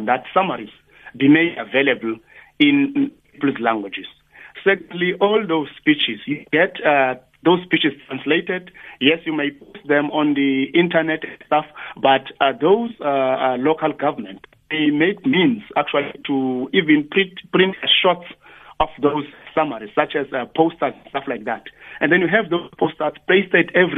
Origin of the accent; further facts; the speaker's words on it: Tsolo, Eastern Cape, South Africa; in my village, I'm coming from Tsolo